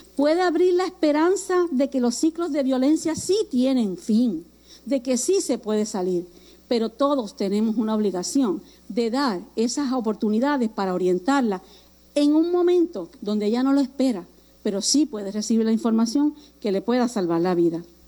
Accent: Puerto Rico; aquí en Puerto Rico

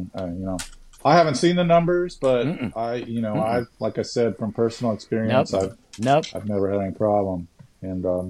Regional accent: Fort Lauderdale, Florida, United States; moved away as an adult; now in Jacksonville, United States; I'm from Fort Lauderdale, and everything goes on there till 4 a.m.

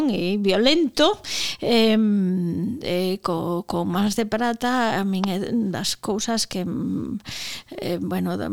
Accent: Vilagarcía de Arousa, Galicia, Spain; xa dixen antes que son de Vila García

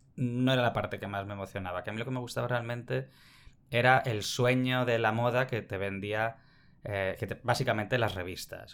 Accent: Barcelona, Catalonia, Spain; also born or lived in Vitoria; desde que éramos pequeños, es que tengo tres años, nos fuimos a... Mi familia se mudó a Barcelona

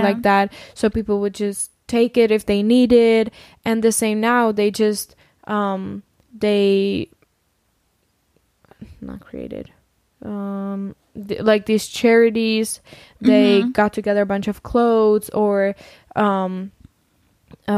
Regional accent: Czechia; I'm so proud that I'm Czech and I'm so happy that I'm from the Czech Republic

